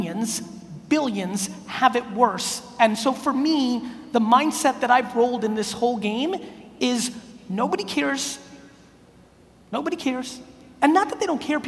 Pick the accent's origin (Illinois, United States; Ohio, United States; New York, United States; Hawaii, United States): New York, United States; New York City; born or raised there; also born or lived in Soviet Union